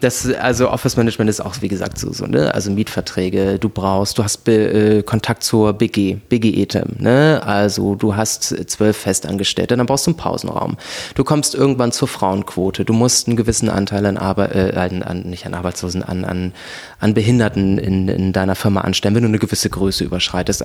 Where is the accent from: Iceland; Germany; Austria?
Germany; Kassel, Hesse; also born or lived in Brandenburg / Frankfurt / Zurich; now in Berlin, Germany; Ich bin ursprünglich aus Kassel, geboren in Brandenburg